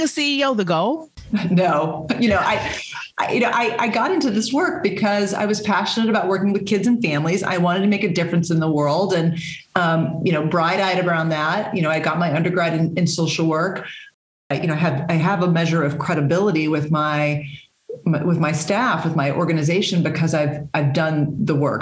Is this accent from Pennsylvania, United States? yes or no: no; Texas, United States; moved away as an adult; now in Massachusetts, United States; I was born and raised in Texas